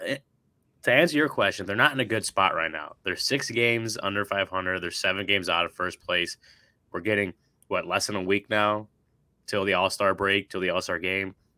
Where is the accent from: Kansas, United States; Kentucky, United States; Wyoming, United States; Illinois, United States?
Illinois, United States; Chicago; growing up in Chicago